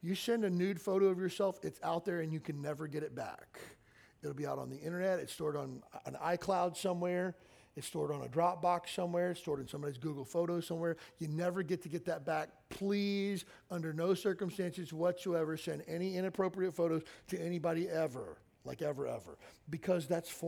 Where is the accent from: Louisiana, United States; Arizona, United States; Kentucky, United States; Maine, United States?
Kentucky, United States; I grew up in Kentucky.